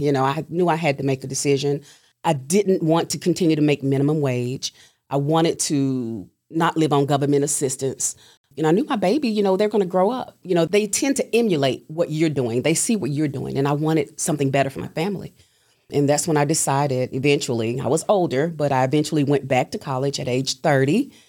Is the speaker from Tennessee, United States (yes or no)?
yes; Chattanooga, Tennessee, United States; Grew up here all my life.